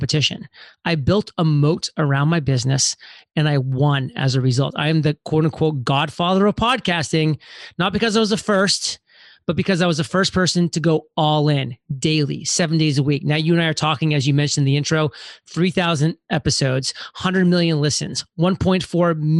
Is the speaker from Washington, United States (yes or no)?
no; Maine, United States; moved away as an adult; I'm from Maine, very small, tiny town, spent the first 18 years there